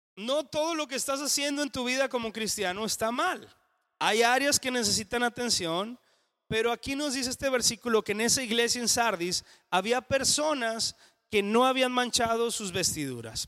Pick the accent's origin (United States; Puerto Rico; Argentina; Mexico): Mexico; en español o en mexicano diríamos